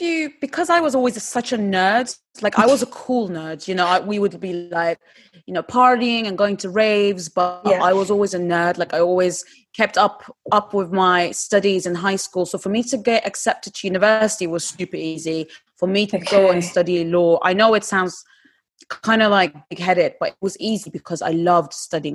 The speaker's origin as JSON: {"language": "English", "region": "Istanbul", "country": "Turkey", "tie": "born or raised there", "also_born_or_lived": "England", "second_language": "English", "moved": "as an adult", "lives_now": "United Kingdom", "said": "I'm originally born and bred in Istanbul, and about 12 years ago, I came to England to study."}